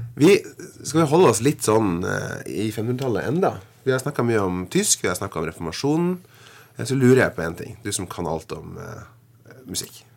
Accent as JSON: {"language": "Norwegian", "area": "Hedmarken", "region": "Innlandet", "country": "Norway", "tie": "born or raised there", "moved": "as an adult", "lives_now": "Northern Norway, Norway", "said": "hjemme på Hedmarken"}